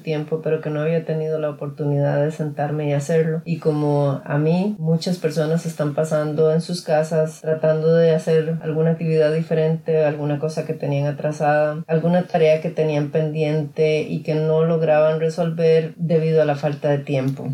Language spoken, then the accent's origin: Spanish; Costa Rica; now in California, United States; nací en Costa Rica